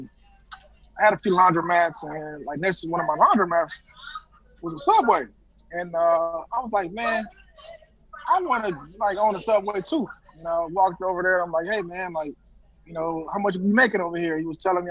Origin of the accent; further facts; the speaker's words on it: Detroit, Michigan, United States; moved away as an adult; now in Atlanta, United States; I was living in Atlanta now, of course, born and raised in Detroit